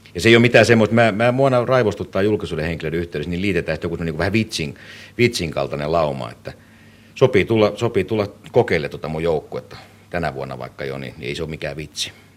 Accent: Finland; mä nyt on syntynyt Suomessa, niin mä koen, että tämä on niin kuin mun kotimaani

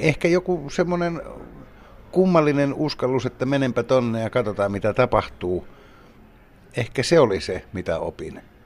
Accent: Kemi, Lapland, Finland; moved away as an adult; olin kovinkin ahdistuneena kotikaupungissani Kemissä

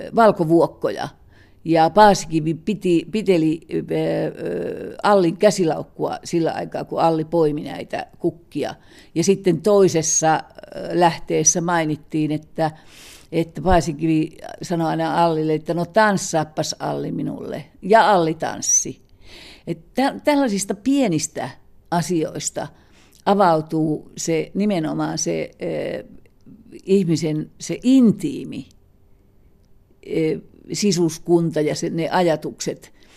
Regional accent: Kainuu, Finland; me molemmat olemme kainuulaisia

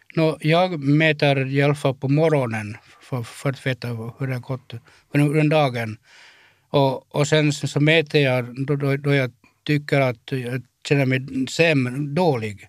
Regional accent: Kaskö, Ostrobothnia, Finland; moved away as an adult; now in Turku, Finland; Jag är uppvuxen i, i, i Finlands minsta stad, Kaskö.

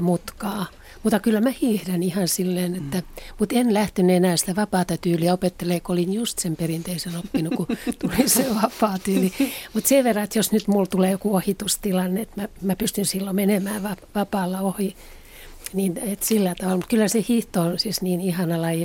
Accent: Helsinki, Uusimaa, Finland; moved away as an adult; now in Kerava, Finland; mä Helsingistä kotoisin

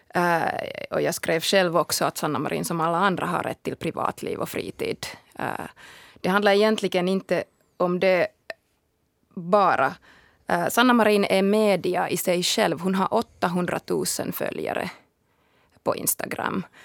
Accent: Finland

